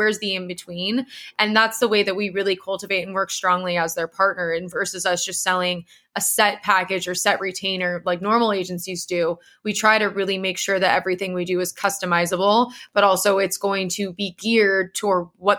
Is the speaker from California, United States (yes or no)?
yes; San Diego, California, United States; And, you know, I came from San Diego